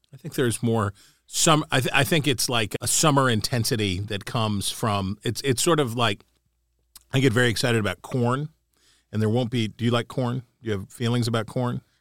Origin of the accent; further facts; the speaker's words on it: Mid-Atlantic, United States; now in Washington, D.C., United States; I grew up in the Mid-Atlantic. I grew up not too far from here. I grew up a, a four-hour drive from here.